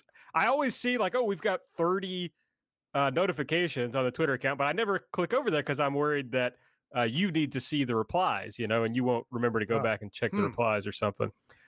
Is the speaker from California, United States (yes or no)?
no; Kentucky, United States; I'm from Kentucky.